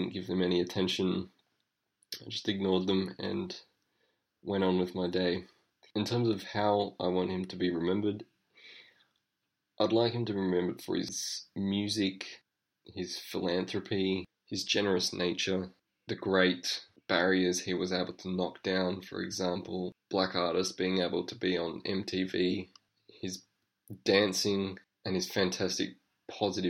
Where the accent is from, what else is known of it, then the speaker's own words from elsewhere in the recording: Adelaide, South Australia, Australia; I'm from Adelaide, Australia